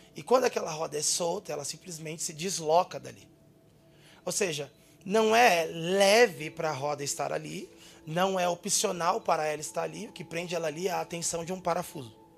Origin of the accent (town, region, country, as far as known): São Paulo area, Brazil; born or raised there